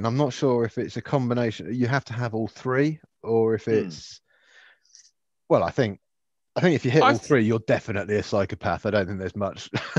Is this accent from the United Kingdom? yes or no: yes; United Kingdom; I'm British. I grew up in the countryside